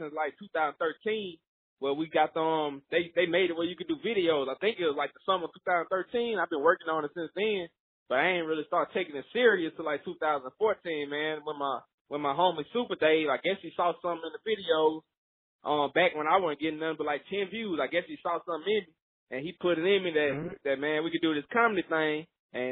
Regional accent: Vidalia, Louisiana, United States; also born or lived in Alexandria, Louisiana; now in Lafayette, United States; I'm from Vidalia, Louisiana

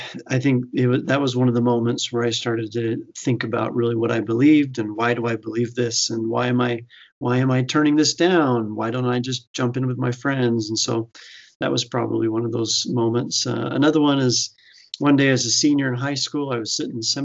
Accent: Fruitland, Idaho, United States; I grew up in Idaho, and typically we do think of a lot of members of the church in Idaho, and there are in the eastern part of Idaho. But I was over in the Boise area in a small town called Fruitland, Idaho

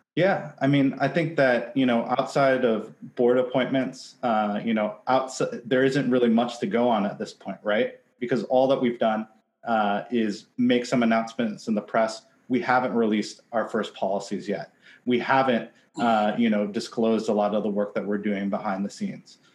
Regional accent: Seattle, Washington, United States; I'm from Seattle. I spent my entire career in advertising, ten years in Seattle

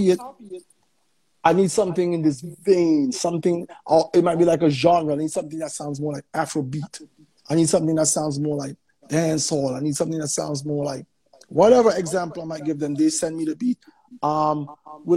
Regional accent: St. Vincent & Grenadines; I'm from St. Vincent and the Grenadines

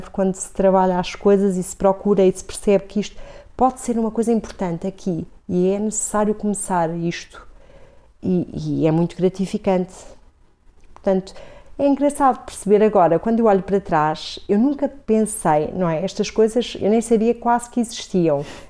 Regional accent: Coimbra, Centro, Portugal; also born or lived in Vila Real; Quando começo a ter memória, depois mais tarde, até a escola primária e adolescência aqui já foi em Coimbra

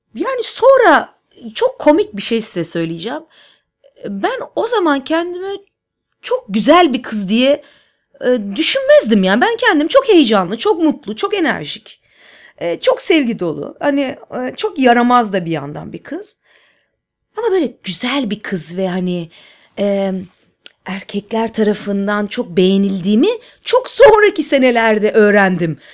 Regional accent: Istanbul, Turkey; İstanbul'da büyüdüm. E, Nişantaşı'nda Işık Lisesi'nde okudum

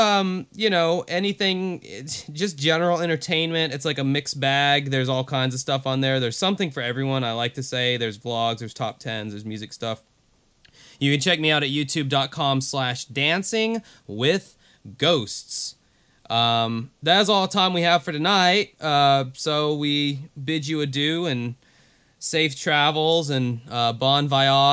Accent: the South, United States; I'm from the South, which I am

